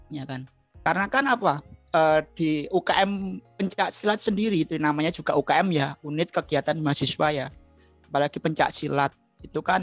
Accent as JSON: {"language": "Indonesian", "town": "Bantul", "region": "Special Region of Yogyakarta", "country": "Indonesia", "tie": "born there", "said": "Lahir di Bantul ya"}